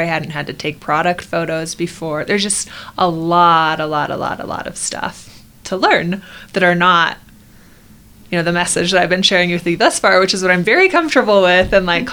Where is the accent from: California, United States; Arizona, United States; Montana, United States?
Arizona, United States; now in Utah, United States; I grew up in Arizona where the water is disgusting